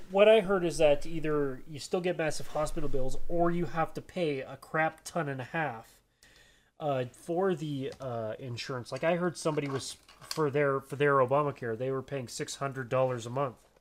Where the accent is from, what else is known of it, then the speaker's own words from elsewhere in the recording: Canada; I'm Canadian.